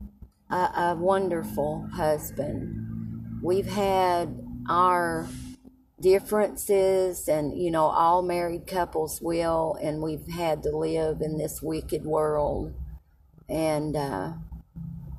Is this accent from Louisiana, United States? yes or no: no; Tazewell, Tennessee, United States; moved away; also born or lived in Knoxville, Tennessee / Alabama / Texas; I was born in Knoxville and raised in a little town about 17 miles from Middlesboro, Kentucky, called Tazewell.